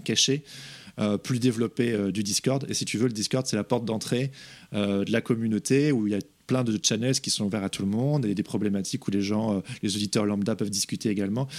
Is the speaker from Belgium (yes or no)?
yes; Belgium; moved away; also born or lived in England; je suis pas anglais, je suis belge